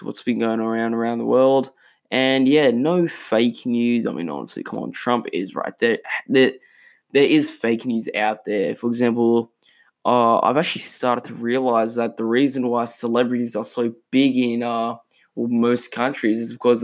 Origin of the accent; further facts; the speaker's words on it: Australia; in Australia, my home country